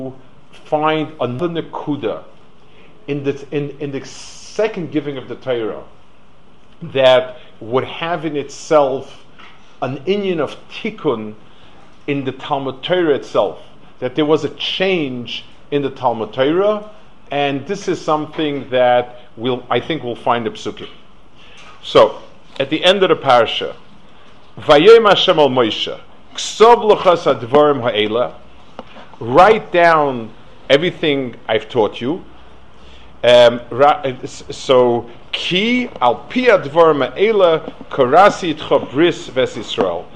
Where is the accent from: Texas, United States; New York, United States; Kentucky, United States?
New York, United States; New York City; I grew up in Lower East Side.